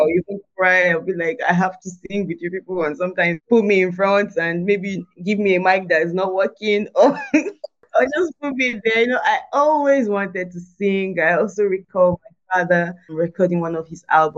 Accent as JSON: {"language": "English", "country": "Nigeria", "tie": "born or raised there", "said": "it was grade 6. In Nigeria, it's called JSS1. So entered the school"}